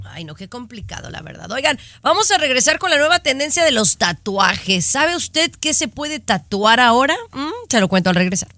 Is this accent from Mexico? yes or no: yes; Mexico; los que somos mexicanos y entendemos la cultura